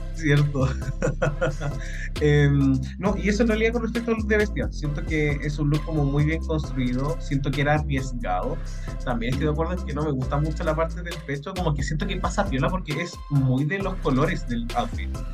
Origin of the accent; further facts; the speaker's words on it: Chile; nosotros acá, al menos como chilenos